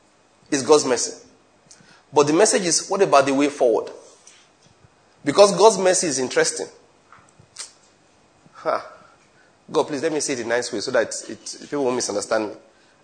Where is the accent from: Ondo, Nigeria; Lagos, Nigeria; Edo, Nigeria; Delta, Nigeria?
Delta, Nigeria; Asaba; the chairman of the panel asked me, where are you from? I told him I was from Asaba.